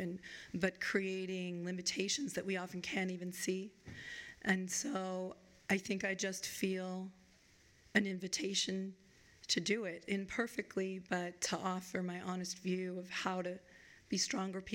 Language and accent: English; Vermont, United States; now in Chicago, United States; I grew up in Vermont because my dad had taken a job back in Vermont